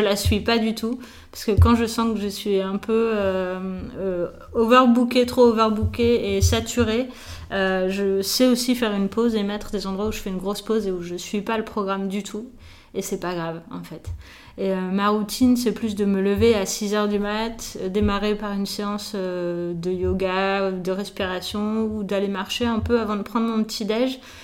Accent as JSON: {"language": "French", "town": "Nice", "region": "Provence-Alpes-Côte d'Azur", "country": "France", "tie": "born or raised there", "also_born_or_lived": "Paris", "said": "mes parents ont eu la bonne idée de déménager à Nice quand j'avais 3 ans."}